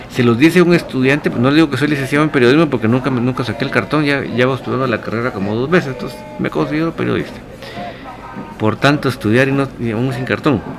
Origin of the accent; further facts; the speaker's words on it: Gualán, Zacapa, Guatemala; soy de Gualán, Zacapa, pero te cuento que la esposa del chino Iván León es de acá, de Gualán